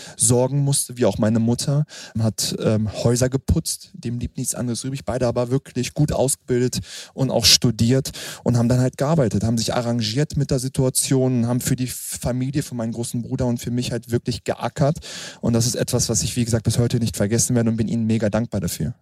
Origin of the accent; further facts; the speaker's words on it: Hanover, Lower Saxony, Germany; dass ich dann wirklich in Frieden zur Welt kommen durfte. Das war in Hannover